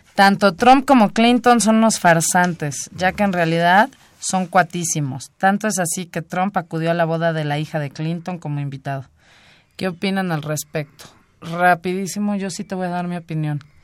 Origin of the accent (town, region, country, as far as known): Mexico